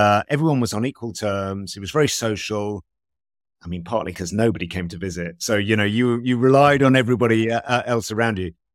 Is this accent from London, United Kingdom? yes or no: yes; London, United Kingdom; I grew up in London, in, in West London